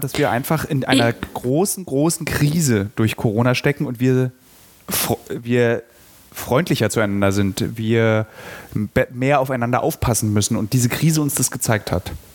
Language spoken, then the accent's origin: German; Berlin, Germany; als Berliner